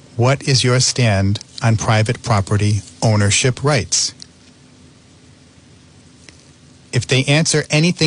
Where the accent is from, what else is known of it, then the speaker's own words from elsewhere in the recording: North Providence, Rhode Island, United States; I grew up in North Providence, and we had a good-sized yard